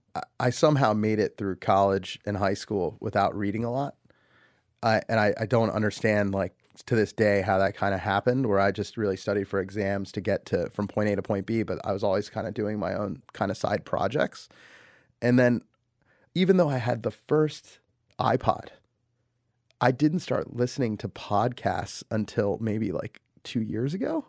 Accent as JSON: {"language": "English", "country": "United States", "tie": "born or raised there", "said": "I'm an American. I grew up here. I was born here."}